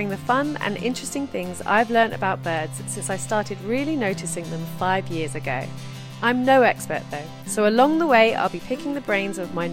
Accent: London, United Kingdom; moved away as an adult; now in Brighton, United Kingdom; I grew up in Peckham, southeast London, and now live by the sea in lovely Brighton.

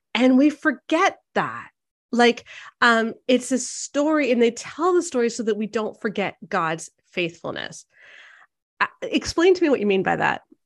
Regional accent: Canada; as a Canadian

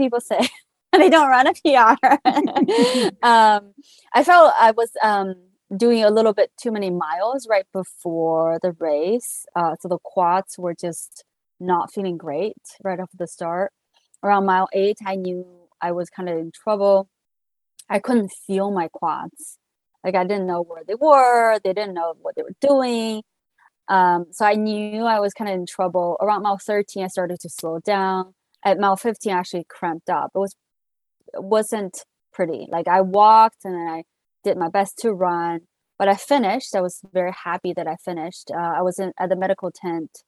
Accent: Qingdao, Shandong, China; moved away as an adult; also born or lived in Shanghai, China; now in Pasadena, United States; I grew up in China in a city called Qingdao in Hebei province.

